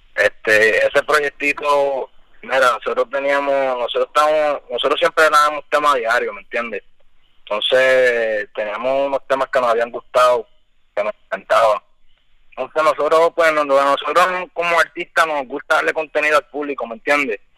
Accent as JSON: {"language": "Spanish", "country": "United States", "tie": "born or raised there", "also_born_or_lived": "Pennsylvania", "moved": "yes", "said": "me crié allá, en Estados Unidos también"}